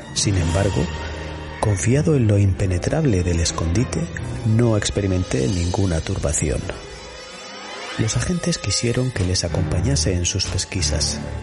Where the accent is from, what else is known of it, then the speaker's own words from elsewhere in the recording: Spain; en nuestra zona, Iñaki, en la Vega Baja y en la zona de la Huerta de Murcia, seguro que recuerdas bien cuando éramos pequeños que nuestros abuelos ponían mucho esmero